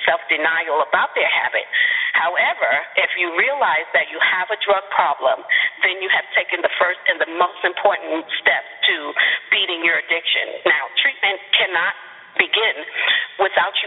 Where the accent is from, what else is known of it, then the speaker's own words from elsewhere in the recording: New York City, New York, United States; growing up in New York City in the hood